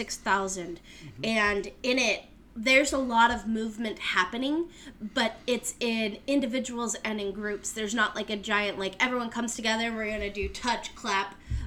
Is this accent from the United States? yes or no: yes; Utah, United States; I'm not from Washington Heights, obviously, because I'm from Utah